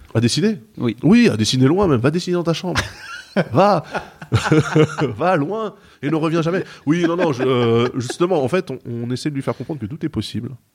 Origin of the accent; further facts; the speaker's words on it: Seine-et-Marne, Île-de-France, France; now in Maisons-Alfort, France; J'ai grandi à 45, 45 km de Paris, en mm. Seine-et-Marne